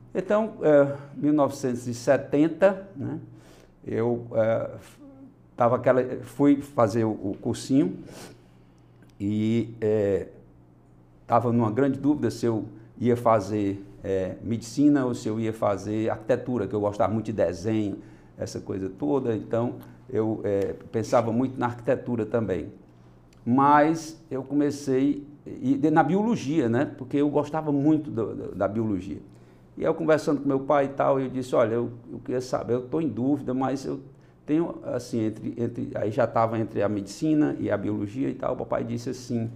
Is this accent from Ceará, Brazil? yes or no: yes; Fortaleza, Ceará, Brazil; eu nasci aqui em Fortaleza